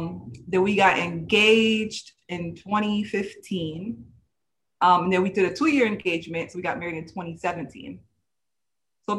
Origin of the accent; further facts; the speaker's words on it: Naples, Florida, United States; I was raised in the United States. I'm also of Haitian descent. I was born and raised in Naples, Florida.